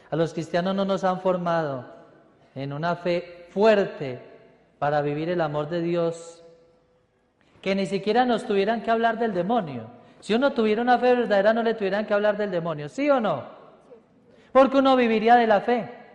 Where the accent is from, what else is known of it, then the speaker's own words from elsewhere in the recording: Paisa, Antioquia, Colombia; soy paisa y hablo mucho